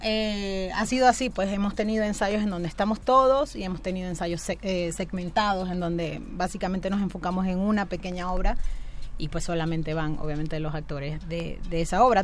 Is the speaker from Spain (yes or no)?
no; Maracaibo, Zulia, Venezuela; moved away as an adult; now in Mexico; yo soy venezolana y bueno, desde que tengo 16 años, ahorita tengo 35, este, estoy haciendo teatro en, Maracaibo, en mi ciudad